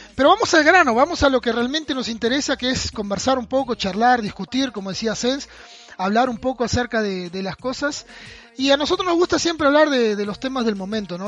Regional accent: Uruguay; Yo soy de Uruguay, vivo en Rivera

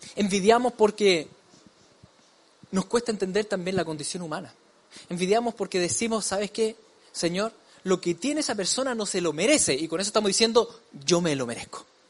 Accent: Chile; como decimos en chileno

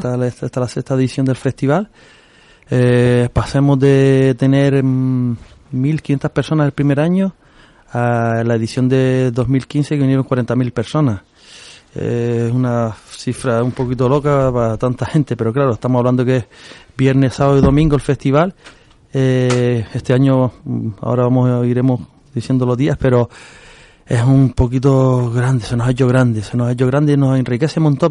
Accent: Agaete, Canary Islands, Spain; yo soy del Risco de Agate, y yo toda la vida eh, he caminado por Tamadaba

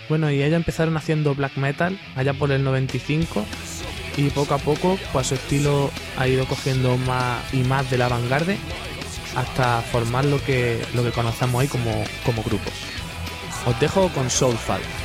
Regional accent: Granada, Andalusia, Spain; me voy a quedar aquí en mi tierra. Que aquí en Granada

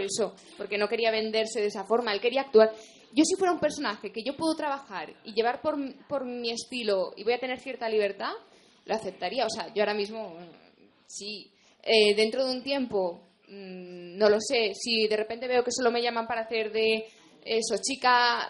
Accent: Spain; como española

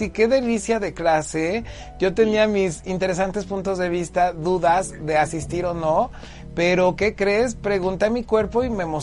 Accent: Huamantla, Tlaxcala, Mexico; soy originario de Huamantla Tlaxcala, que es un pueblo mágico

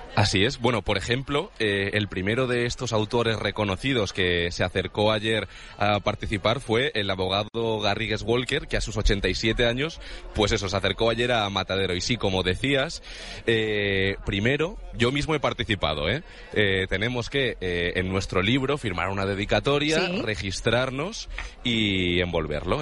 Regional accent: Vargas, Cantabria, Spain; now in Madrid, Spain; yo como venía de un pueblo de Cantabria

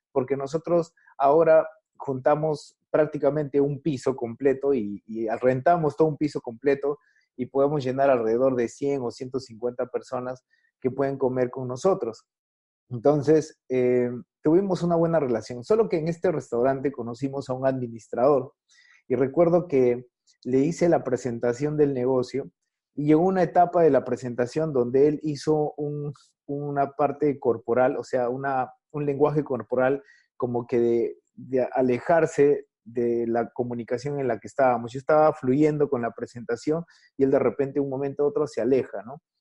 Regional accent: Chepén, La Libertad, Peru; Yo soy de Chepén, Eso, de Chepén.

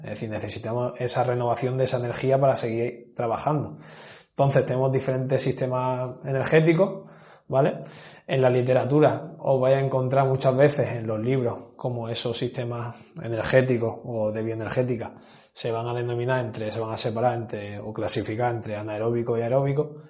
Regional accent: Granada, Andalusia, Spain; soy de Granada

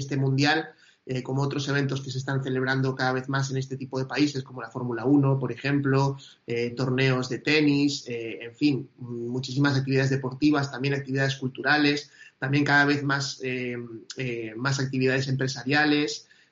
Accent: Argentina; yo soy argentino

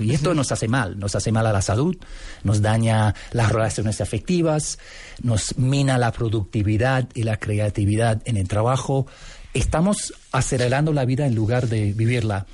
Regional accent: Canada; Spanish is a second language; also born or lived in Scotland / Buenos Aires, Argentina; Yo nací en Escocia, pero fuimos a vivir en Canadá cuando era bebé. Así que me crié en Canadá y me siento canadiense hasta los poros.

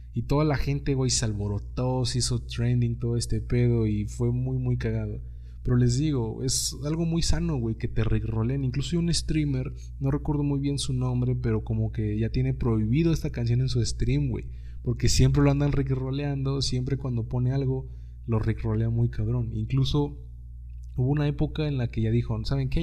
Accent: Mexico; accent: Mexican; moved away; los mexicanos no hablamos tanto así como realmente lo hacen ustedes

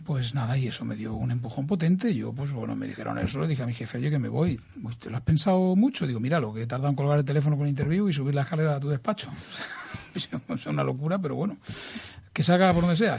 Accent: Santa Coloma de Gramenet, Catalonia, Spain; soy un tío de Santa Coloma, sencillo, familia humilde

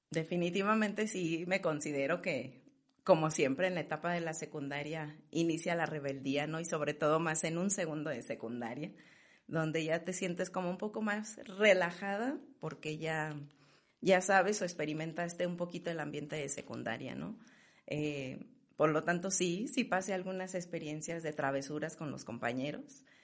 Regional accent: León, Guanajuato, Mexico; Bueno, pues estoy orgullosamente leonesa. Este, soy la mayor de, de la familia

